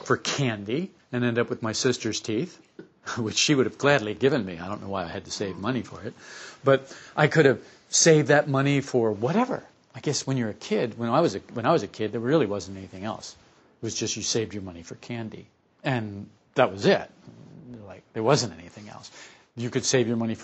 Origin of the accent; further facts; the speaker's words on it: Camden, New Jersey, United States; I was born in Camden, New Jersey, to a couple of Catholic parents. And we lived in a brownstone house